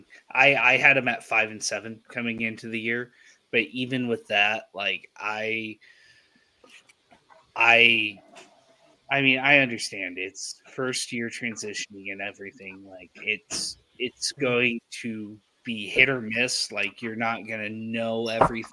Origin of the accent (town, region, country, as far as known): El Paso, Texas, United States; born or raised there